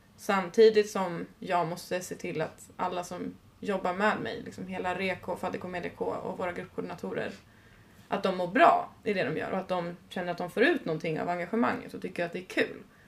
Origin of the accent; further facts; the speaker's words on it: Uppsala, Uppsala County, Sweden; jag kom ändå från Uppsala